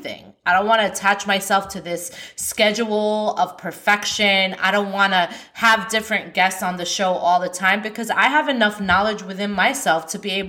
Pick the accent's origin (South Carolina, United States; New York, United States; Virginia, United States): New York, United States; I'm from New York